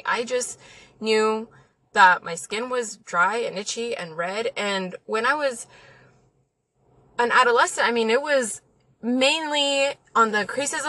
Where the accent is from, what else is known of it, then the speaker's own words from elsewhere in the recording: El Paso, Texas, United States; I'm from El Paso. Okay, so my family is mainly Mexican. We grew up by the border